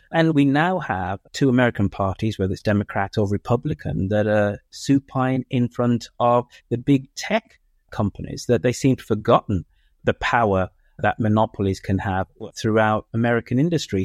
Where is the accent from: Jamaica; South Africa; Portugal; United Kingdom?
United Kingdom; also born or lived in United States; being a Brit that spends half his time living in the United States